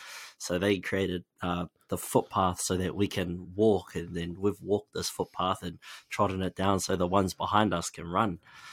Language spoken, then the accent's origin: English; Waitara, Taranaki, New Zealand; I'm from Waitara. We don't have the best resources here.